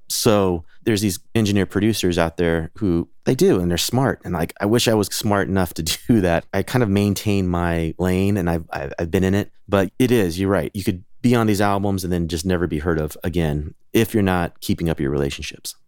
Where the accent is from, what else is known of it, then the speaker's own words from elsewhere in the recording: Sacramento, California, United States; also born or lived in Chico, California; I grew up in Northern California, so not too far away from Chico in Sacramento